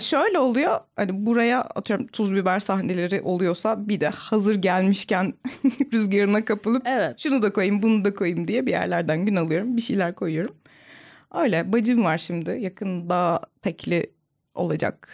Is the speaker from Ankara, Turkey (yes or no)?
yes; Ankara, Turkey; Ankara'nın çok ücra bir yerinde büyüdüm.